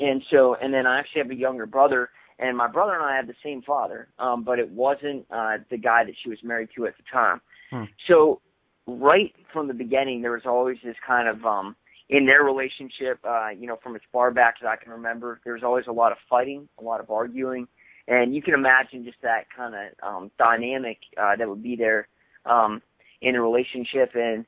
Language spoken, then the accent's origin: English; Bremerton, Washington, United States; So I was born in Washington State, and my mom, and I'll explain this a little bit, but my stepfather, they're both in the Navy. And so I lived in a little town outside of, Seattle. It was called Bremerton.